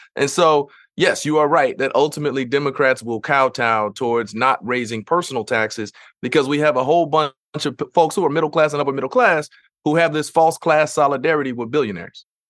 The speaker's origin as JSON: {"language": "English", "region": "Missouri", "country": "United States", "tie": "born or raised there", "said": "in Missouri, my home state"}